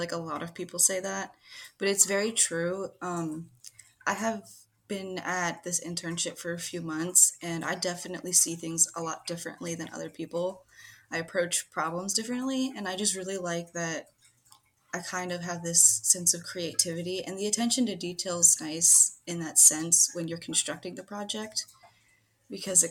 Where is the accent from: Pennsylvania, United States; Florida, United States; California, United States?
Pennsylvania, United States; I'm from the United States and from the good old state of Pennsylvania